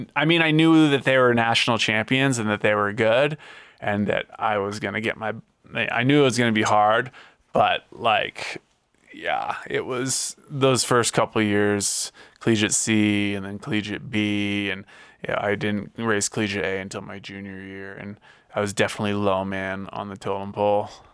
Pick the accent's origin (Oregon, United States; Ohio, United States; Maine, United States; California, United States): Maine, United States; Hollis; moved away as an adult; also born or lived in Durango, Colorado / Denver, Colorado; now in Colorado Springs, United States; I grew up, uh, in a small town called Hollis, Maine, southern Maine, about half hour outside of Portland